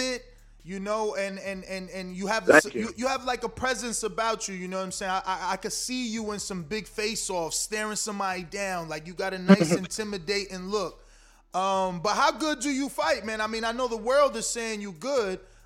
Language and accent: English; Newark, New Jersey, United States; moved away as an adult; now in Florida, United States; I'm from Newark originally